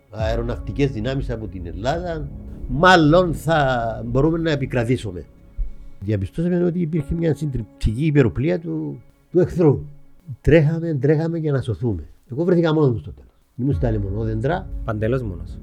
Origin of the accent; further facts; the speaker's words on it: Mitsero, Nicosia District, Cyprus; also born or lived in England; Κατάγομαι από το Μιτσέρο. Το Μιτσέρο. Μεγάλωσα στο Μιτσέρο.